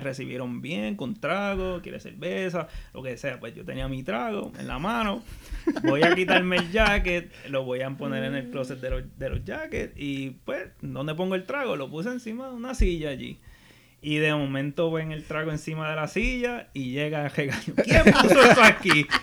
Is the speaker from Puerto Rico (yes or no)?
yes; Arecibo, Puerto Rico; also born or lived in Mayagüez; yo toda la vida me crié en Arecibo, soy, soy de Arecibo, Puerto Rico